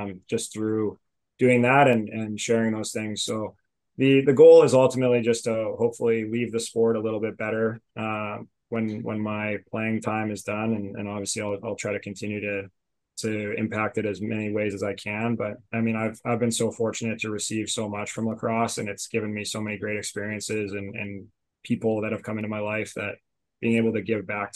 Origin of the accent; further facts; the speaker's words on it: Alberta, Canada; moved away as an adult; I was like 18 going into school, and I came from Alberta, where we had like, we have a pretty small lacrosse community